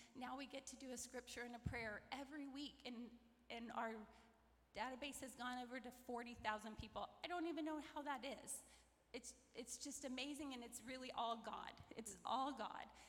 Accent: McIntosh, Florida, United States; I grew up outside of McIntosh, near Ocala

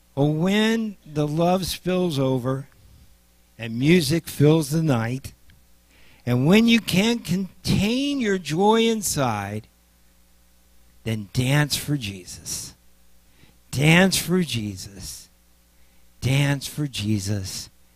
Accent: Nebraska, United States; I'm from Nebraska

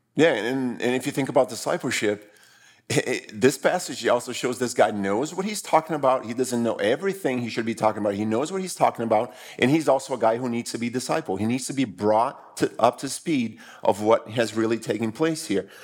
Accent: Brazil; moved away; I grew up in Brazil

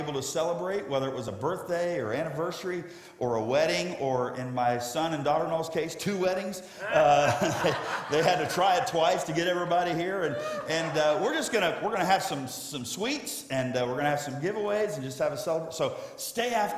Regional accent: South Florida, United States; also born or lived in Ohio; I grew up in South Florida

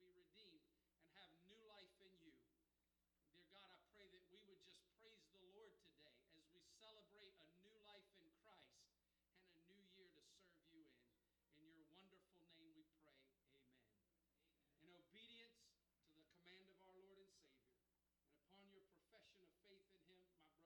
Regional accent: Rising Sun, United States; growing up in Rising Sun

